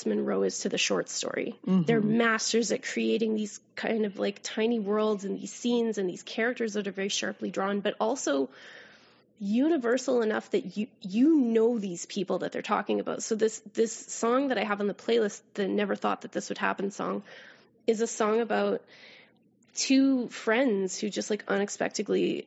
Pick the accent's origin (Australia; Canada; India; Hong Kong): Canada; accent: Canadian raising; my Canadian raising